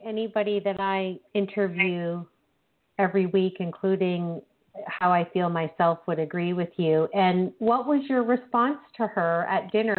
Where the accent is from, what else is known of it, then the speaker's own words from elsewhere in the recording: Canada; I'm blissfully happy that we are Canadian co-authors in the Change Book.